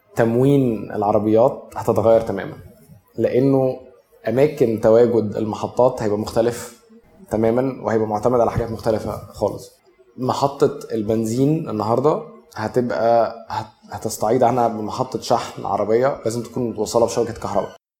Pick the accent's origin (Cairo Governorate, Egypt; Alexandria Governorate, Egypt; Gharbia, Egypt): Cairo Governorate, Egypt; Cairo; انا نشأت في مصر الجديده في الثمانينات